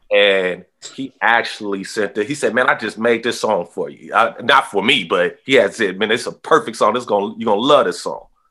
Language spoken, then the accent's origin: English; Oakland, California, United States; growing up in Oakland